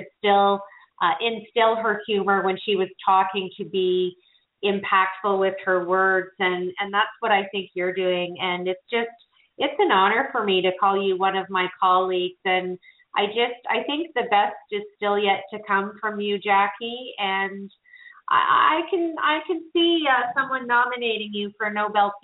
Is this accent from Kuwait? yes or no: no; Canada; I'm from Canada